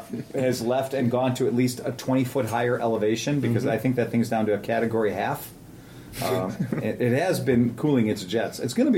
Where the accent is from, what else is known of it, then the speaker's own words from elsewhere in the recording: Cincinnati, Ohio, United States; I'm from Cincinnati.